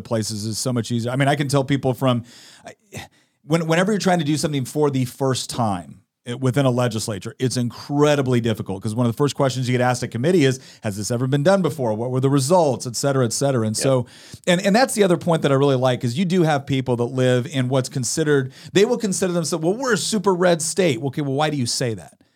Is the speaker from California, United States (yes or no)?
yes; Chico, California, United States; moved away; We're originally from Chico, California